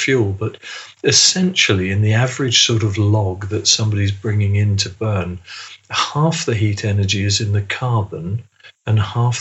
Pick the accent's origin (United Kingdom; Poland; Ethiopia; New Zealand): United Kingdom; England; being English-British